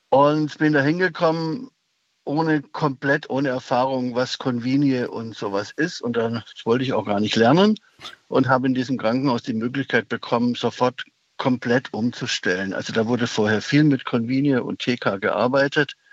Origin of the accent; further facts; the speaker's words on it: Baden-Württemberg, Germany; Ich bin Schwabe, äh, ich, die können rechnen.